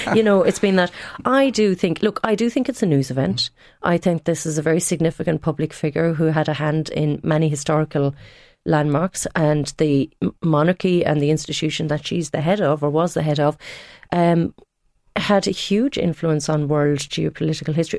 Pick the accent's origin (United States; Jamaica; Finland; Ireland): Ireland; Tipperary, Munster; moved away; I am from Tipperary.